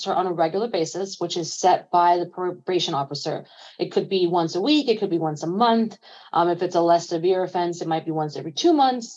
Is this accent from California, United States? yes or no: no; New York City, New York, United States; I was born and raised in East New York, Brooklyn